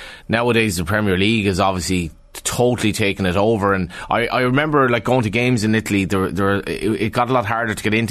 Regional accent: west of Ireland, Ireland; in the west of Ireland when I was a kid

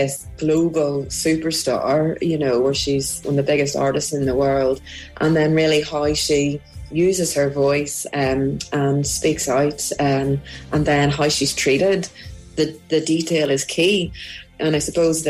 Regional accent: Belfast, Northern Ireland, United Kingdom; growing up in Belfast in the in the late 80s, early 90s.

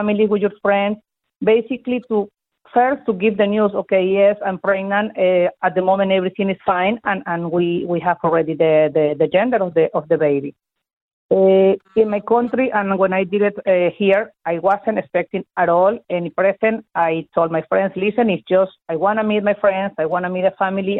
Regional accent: Venezuela; moved away; I'm from Venezuela

